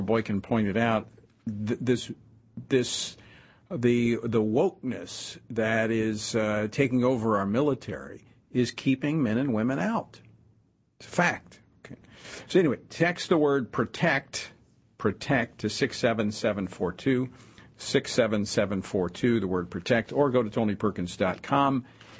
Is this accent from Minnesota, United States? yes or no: no; Louisiana, United States; my home state of Louisiana.